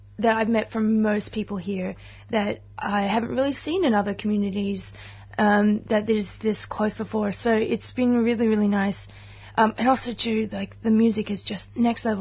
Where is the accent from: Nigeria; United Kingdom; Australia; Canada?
Australia; Queensland; now in Melbourne, Australia; I'm originally from Queensland